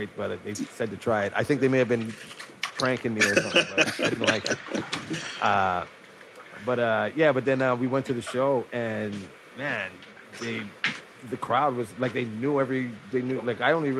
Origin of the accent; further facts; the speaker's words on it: Toronto, Ontario, Canada; I'm actually from Toronto, Scarborough to be exact